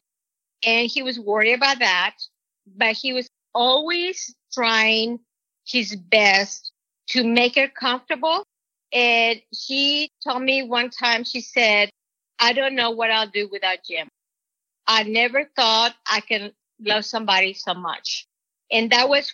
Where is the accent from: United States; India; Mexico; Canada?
Mexico; moved away; Jay will make fun of my accent because I'm from Mexico